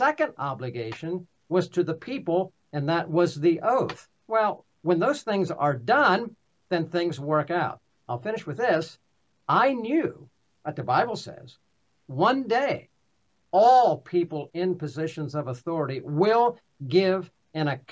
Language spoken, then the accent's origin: English; Pennsylvania, United States; I'm from Pennsylvania